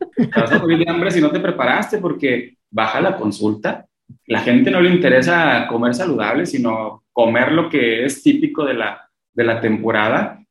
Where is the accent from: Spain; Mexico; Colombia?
Mexico; somos mexicanos